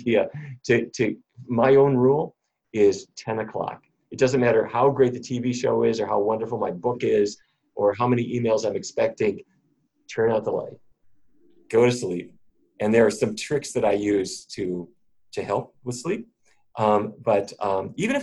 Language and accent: English; North Dakota, United States; I grew up in North Dakota.